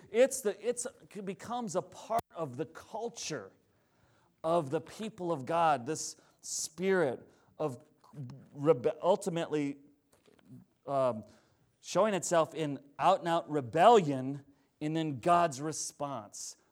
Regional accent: Plainview, Minnesota, United States; I grew up in Plainview, Minnesota

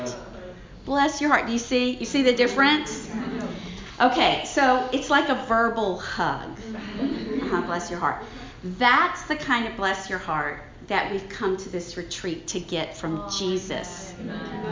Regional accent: Baton Rouge, Louisiana, United States; accent: Southern; my strong accent and sweet smile, I'm a Southern Belle. I'm from Baton Rouge, Louisiana

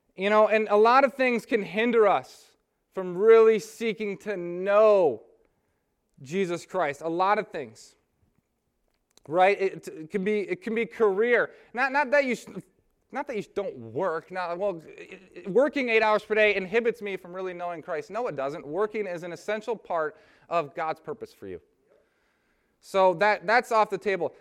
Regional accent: Lansing, Michigan, United States; I'm from I'm from Lansing, Michigan

